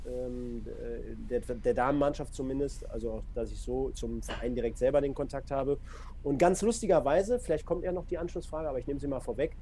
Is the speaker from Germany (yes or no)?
yes; Duisburg, North Rhine-Westphalia, Germany; bei mir halt gebürtige Duisburger